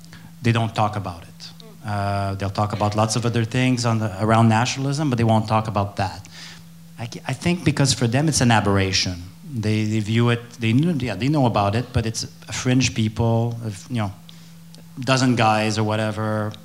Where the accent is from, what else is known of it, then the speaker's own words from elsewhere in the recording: Quebec City, Quebec, Canada; English is a second language; moved away as an adult; also born or lived in Ottawa; I mean, I'm from Quebec City.